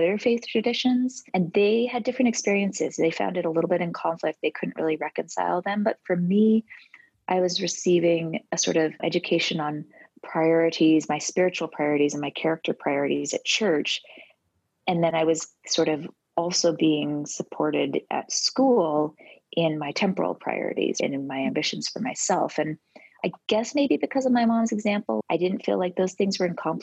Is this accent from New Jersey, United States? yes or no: no; New York City, New York, United States; I was born and raised in New York City, right on the Upper West Side